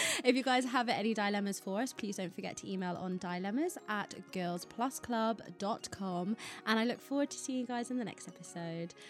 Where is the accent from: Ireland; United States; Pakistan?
Ireland; now in United Kingdom; I grew up in Ireland